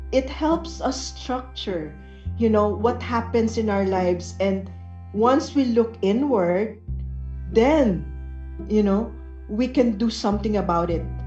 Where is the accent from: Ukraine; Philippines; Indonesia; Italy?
Philippines; we're very Filipino